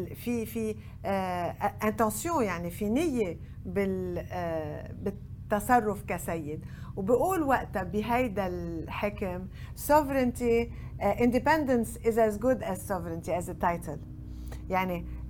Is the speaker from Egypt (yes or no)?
no; Lebanon; عندنا بلبنان